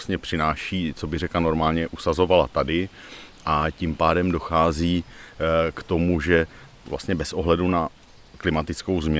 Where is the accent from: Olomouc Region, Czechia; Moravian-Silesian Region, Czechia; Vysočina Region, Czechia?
Moravian-Silesian Region, Czechia; Ostrava; Ale my jsme z Ostravy, jo, takže no, tam je, tu jezdíme vlastně